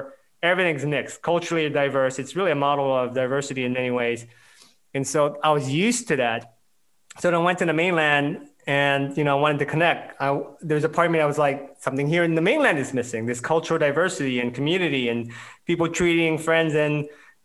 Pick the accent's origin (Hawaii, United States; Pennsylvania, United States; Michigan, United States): Hawaii, United States; moved away as an adult; also born or lived in California / Oregon; now in Washington, D.C., United States; I'm from Hawaii originally. Lived there until I went to university in the mainland